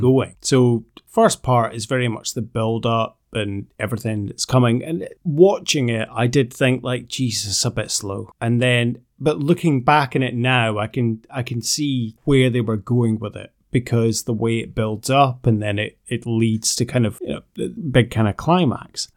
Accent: Aberdeen, Scotland, United Kingdom; I'm, I'm from Aberdeen

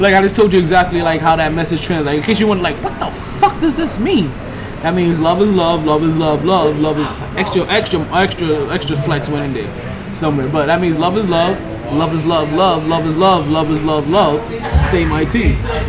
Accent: New York, United States; As a New Yorker, right?

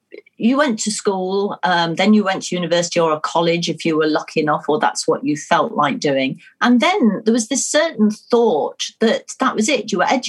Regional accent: Nuneaton, West Midlands, United Kingdom; accent: Nuneaton; Which my Nuneaton accent probably wasn't very conducive to.

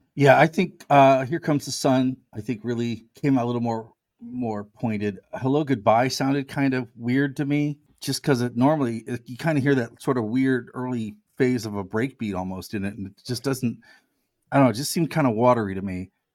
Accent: United States; I'm American

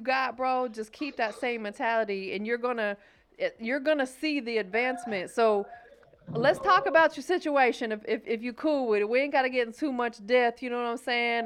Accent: Florida, United States; I'm from Florida

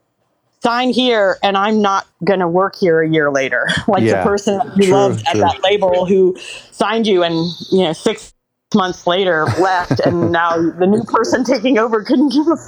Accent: New York, United States; moved away as an adult; now in Los Angeles, United States; I was from New York.

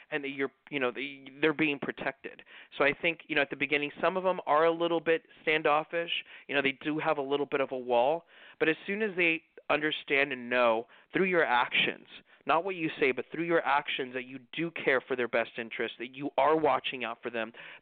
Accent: Los Angeles, California, United States; growing up in the East part of Los Angeles

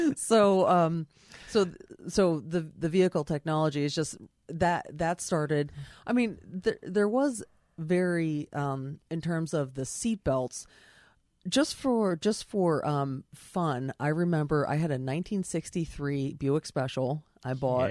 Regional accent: Oley and Pricetown Road, Pennsylvania, United States; I grew up out in Ole and Pricestown Road

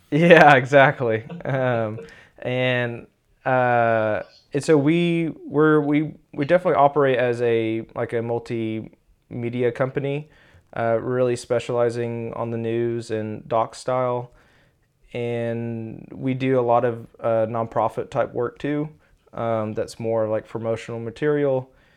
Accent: Austin, Texas, United States; now in Tulsa, United States; I'm from Texas, originally Austin

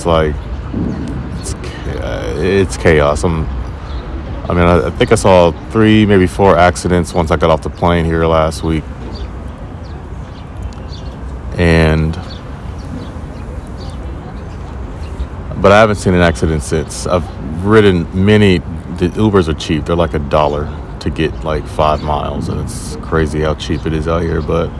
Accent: United States

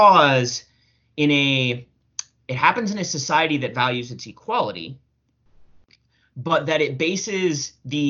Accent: the South, United States; I grew up in the South

